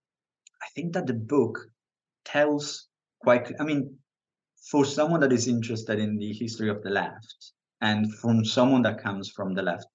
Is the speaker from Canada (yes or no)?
no; Italy; now in United Kingdom; I'm from Italy. I live in the UK.